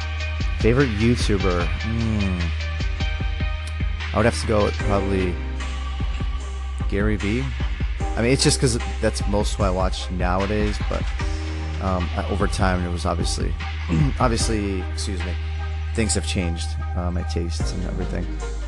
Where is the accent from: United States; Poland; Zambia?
Poland; born there; I was born in Poland.